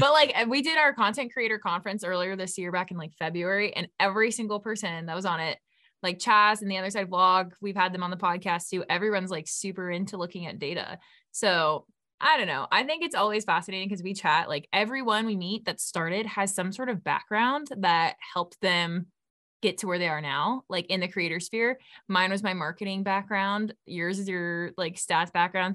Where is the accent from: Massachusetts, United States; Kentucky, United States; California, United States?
California, United States; we're from California